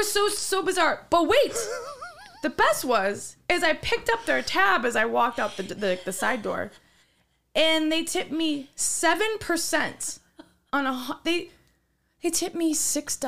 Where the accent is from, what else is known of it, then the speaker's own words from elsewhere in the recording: Wisconsin, United States; I'm from Wisconsin.